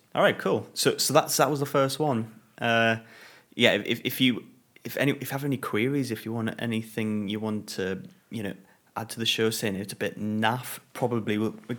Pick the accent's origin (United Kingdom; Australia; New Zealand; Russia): United Kingdom; England; we're very English.